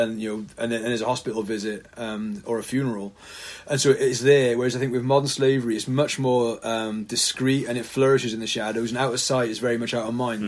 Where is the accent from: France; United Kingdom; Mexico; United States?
United Kingdom; the Valleys, Wales; moved away as an adult; now in Cardiff, United Kingdom; I was a pastor up in the valleys in my hometown from about 2007